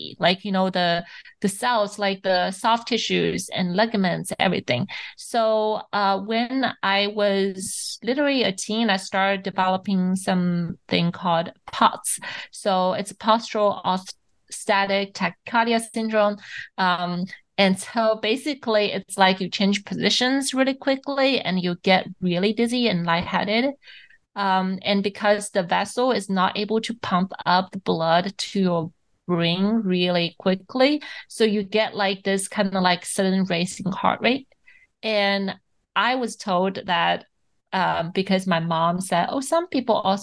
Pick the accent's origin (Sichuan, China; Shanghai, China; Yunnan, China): Shanghai, China; I grew up in Shanghai